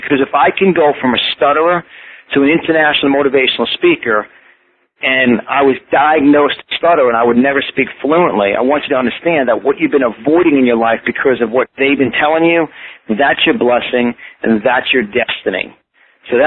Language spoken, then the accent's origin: English; Yonkers, New York, United States; accent: New York; I was born and raised in Yonkers, New York, on just the tip of the Bronx.